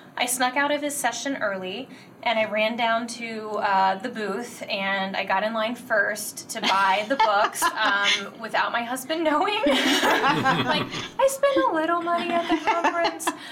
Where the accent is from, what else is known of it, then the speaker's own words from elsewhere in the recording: Virginia, United States; moved away as an adult; now in Michigan, United States; I'm originally from Virginia. That's where I taught uh, for the past 16 years